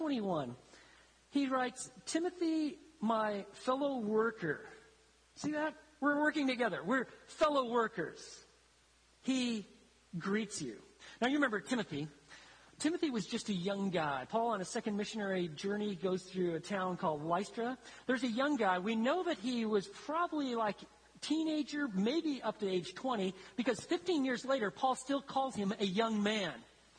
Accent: Italy; When I was growing up in Italy, I grew up in isolation. I was the only black kid. I didn't speak the language. I'd be in one city, and then we'd move to a different city

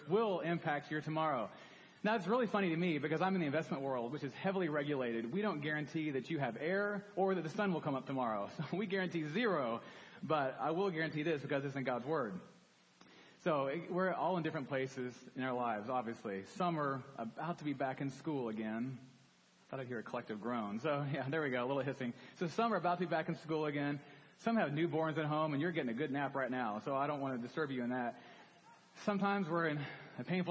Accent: Dallas, Texas, United States; I grew up in Dallas, came to Baylor as a freshman.

